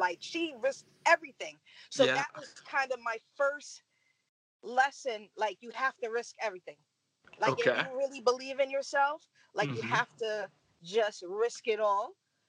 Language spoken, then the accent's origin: English; Paterson, New Jersey, United States; also born or lived in New York City; I'm a little girl from Paterson, New Jersey, originally.